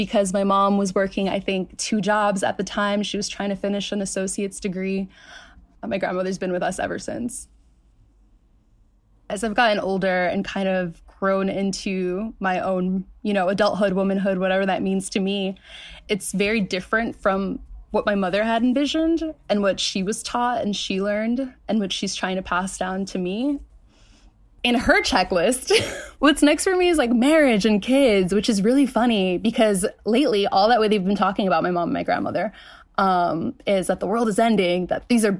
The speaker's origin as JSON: {"language": "English", "town": "New York City", "region": "New York", "country": "United States", "tie": "born or raised there", "said": "I was born in Queens, New York"}